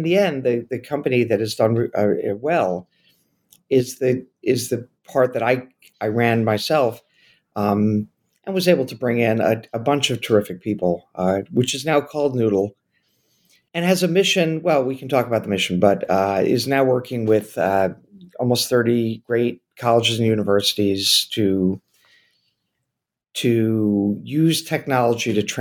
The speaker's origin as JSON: {"language": "English", "town": "New York City", "region": "New York", "country": "United States", "tie": "born or raised there", "said": "I grew up in New York City"}